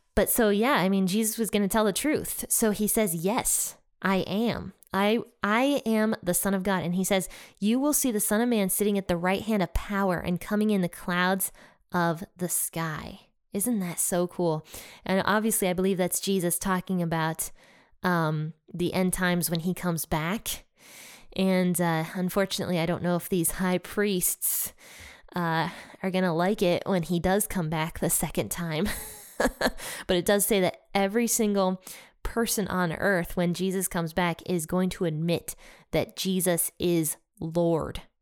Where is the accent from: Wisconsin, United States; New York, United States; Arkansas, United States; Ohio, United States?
Ohio, United States; my home state, Ohio